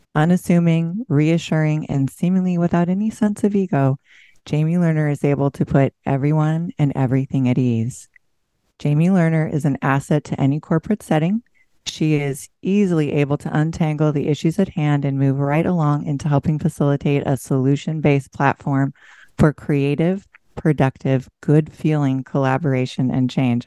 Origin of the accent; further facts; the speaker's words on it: Pacific Northwest, United States; I'm from the Pacific Northwest, where it's pretty